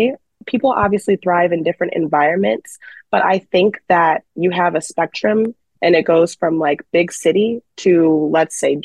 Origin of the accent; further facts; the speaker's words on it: Chicago, Illinois, United States; moved away; I'm from Chicago